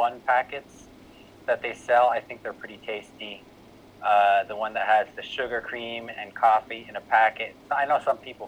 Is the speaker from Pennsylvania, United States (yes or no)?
no; New Jersey, United States; moved away as an adult; now in Thailand; I was born and raised in New Jersey